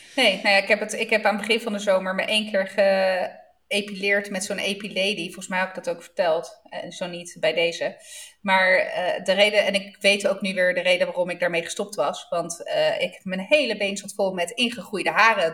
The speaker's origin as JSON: {"language": "Dutch", "region": "Southern Italy", "country": "Italy", "said": "Ik kom dan toch uit Zuid-Italië"}